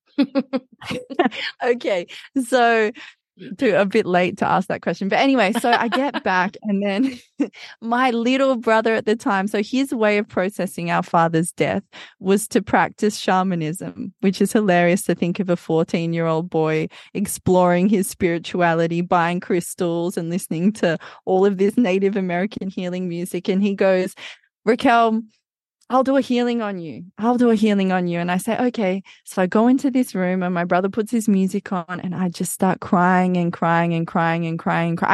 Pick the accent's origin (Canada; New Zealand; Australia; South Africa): Australia; moved away as an adult; also born or lived in Amazon, Brazil; I grew up in Australia.